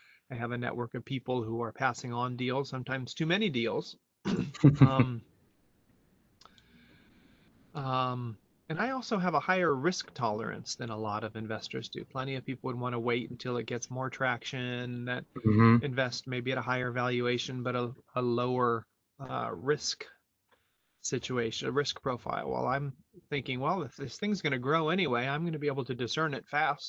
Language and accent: English; United States; moved away as an adult; also born or lived in Europe; I am an American who lived 20 years abroad in Europe and came back here in 2010